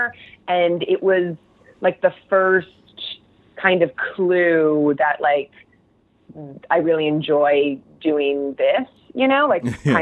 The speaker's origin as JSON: {"language": "English", "region": "New Jersey", "country": "United States", "tie": "born or raised there", "said": "I grew up in New Jersey"}